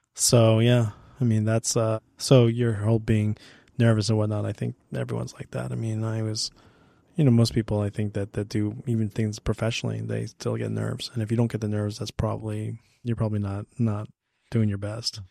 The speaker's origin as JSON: {"language": "English", "town": "Hemet", "region": "California", "country": "United States", "tie": "born or raised there", "said": "I grew up in Hammett, and so was this small community"}